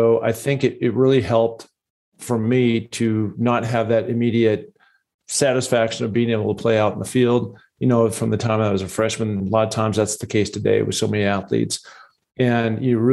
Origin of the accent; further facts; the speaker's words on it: Seattle, Washington, United States; I grew up in Seattle, Washington, a lot of mountains up there